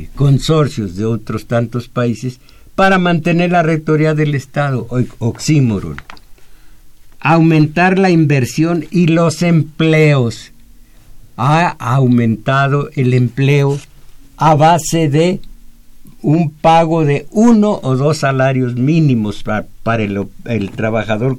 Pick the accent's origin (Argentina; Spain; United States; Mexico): Mexico; yo nací en México